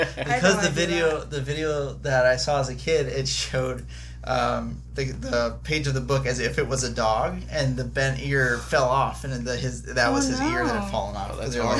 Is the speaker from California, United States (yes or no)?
no; Florida, United States; I was born at the hospital. That's like 5 miles from where mom and dad still live. Moved around a little bit, but had born and raised in Florida. Never until now in adulthood have lived in Orlando, but I'm enjoying it here.